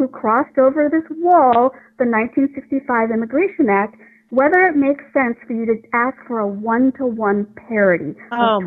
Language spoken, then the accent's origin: English; Taiwan; now in Fairfax County, United States; I actually was not born in this country. I was born in Taiwan.